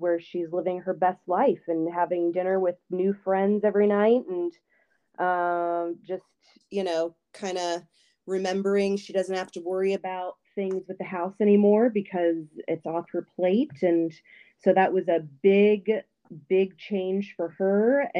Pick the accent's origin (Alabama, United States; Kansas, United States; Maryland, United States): Maryland, United States; Silver Spring; moved away; also born or lived in Okinawa, Japan; No, I'm from Silver Spring, Maryland. And to be specific, Calverton, a little neighborhood that... is divided between Montgomery County and Prince George's County. I grew up on the Montgomery County side.